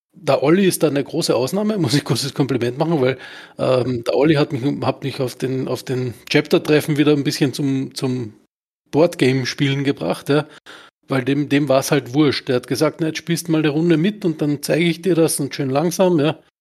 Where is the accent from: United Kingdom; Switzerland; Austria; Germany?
Austria; bei uns in Österreich